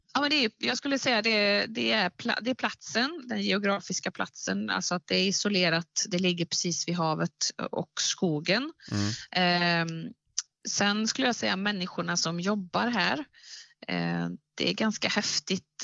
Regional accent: Värmland, Sweden; also born or lived in Gothenburg; now in Bohuslän, Sweden; Jag är uppvuxen i Värmland

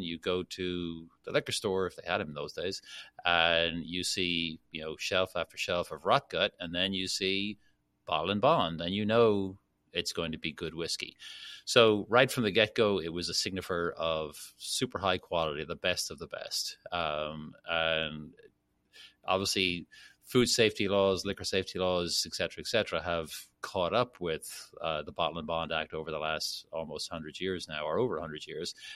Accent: Dublin, Leinster, Ireland; moved away as an adult; now in Kentucky, United States; born and raised in Dublin, went to school there

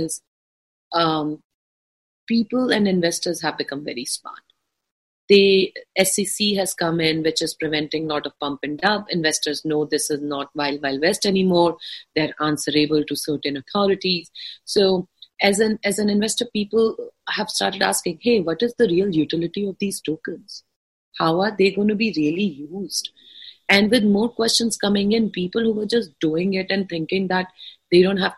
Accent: India; I'm an Indian citizen, which I am

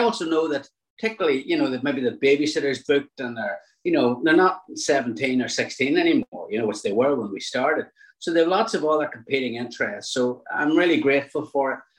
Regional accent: Newry, Northern Ireland, United Kingdom; I'm from Newry

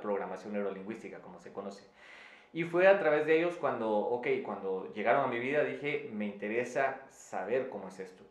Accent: Quetzaltenango, Guatemala; en la ciudad donde yo, de donde yo vengo, en Quetzaltenango, en Guatemala

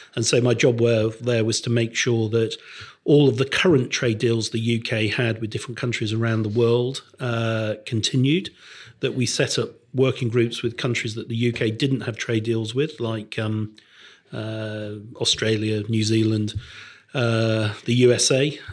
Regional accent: Crewe, North West England, United Kingdom; When I was growing up in Crewe in the nineteen sixties and seventies

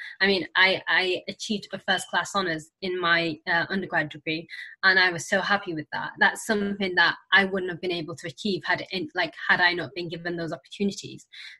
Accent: Senegal; now in United Kingdom; I was a refugee when I arrived in the UK. So I came from Senegal.

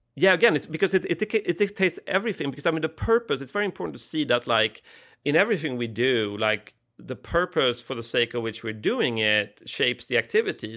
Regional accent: Sweden; I grew up in Sweden at the sort of last hurrah of the welfare state

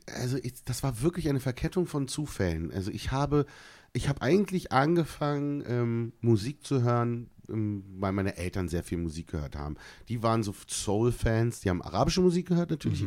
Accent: Berlin, Germany; bin ja in Berlin geboren auf meinem deutschen Ausweis

